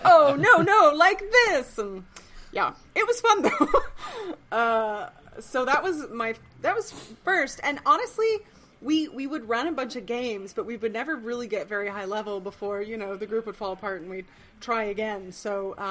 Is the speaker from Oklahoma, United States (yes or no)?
yes; Oklahoma, United States; I'm from Oklahoma originally.